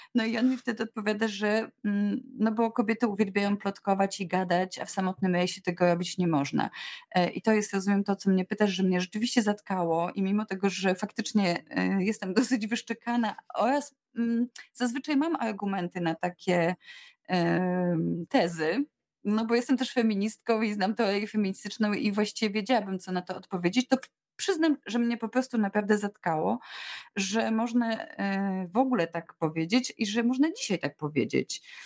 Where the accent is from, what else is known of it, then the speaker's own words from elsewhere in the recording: Łódź, Łódź Voivodeship, Poland; urodziłam się w Łodzi, daleko od wszystkich, od różnych akwenów, ale mama zapisała mnie w podstawówce do szkótni w Pabianicach